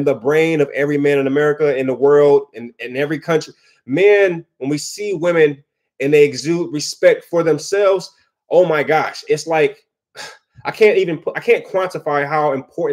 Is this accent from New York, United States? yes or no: no; Detroit, Michigan, United States; I'm from Detroit